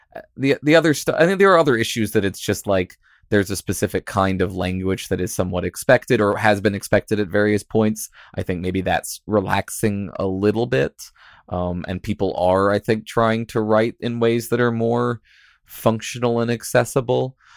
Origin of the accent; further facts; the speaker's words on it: Virginia, United States; I grew up in Virginia